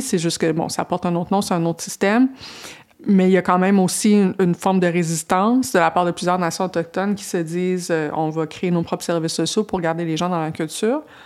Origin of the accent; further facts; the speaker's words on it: Quebec, Canada; je viens de, je viens pas de Montréal, je viens d'une petite municipalité